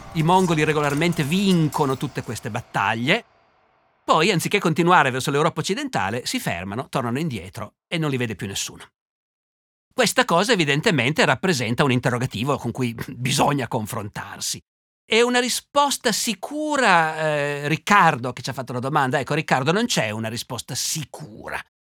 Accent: Turin, Piedmont, Italy; io per fortuna sono torinese

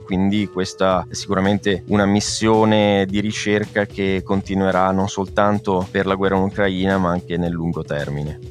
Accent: Genoa, Liguria, Italy; moved away as an adult; now in Barcelona, Spain; nella mia città natale a Genova

